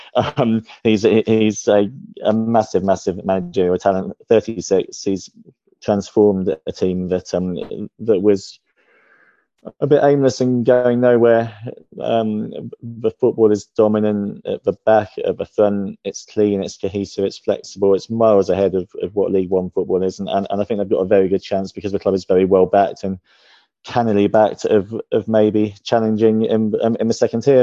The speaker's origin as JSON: {"language": "English", "town": "Ipswich", "region": "East of England", "country": "United Kingdom", "tie": "born or raised there", "moved": "yes", "said": "I was born in Ipswich."}